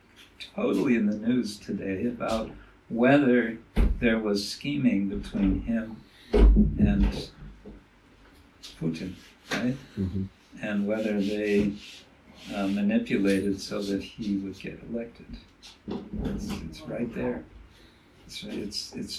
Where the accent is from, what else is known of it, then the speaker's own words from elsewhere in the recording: United States; moved away; as I was growing up in America